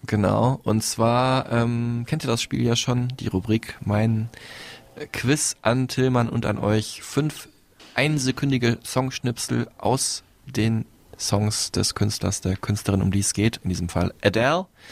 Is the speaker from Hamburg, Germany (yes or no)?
no; Dortmund, North Rhine-Westphalia, Germany; aus dem Raum Dortmund, glaube ich, kommt, wo ich herkomme